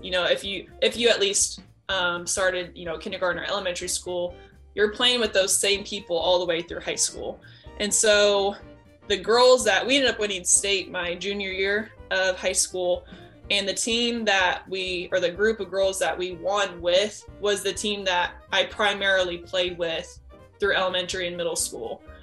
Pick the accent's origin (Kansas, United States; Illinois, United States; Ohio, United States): Kansas, United States; McPherson; also born or lived in Nebraska / Colorado / Oklahoma / Leavenworth, Kansas; I lived in McPherson since I was about four or five years old, um, somewhere around there. And so it basically was my home. Um, so not born there, but raised there all the way through grade school, um, K through 12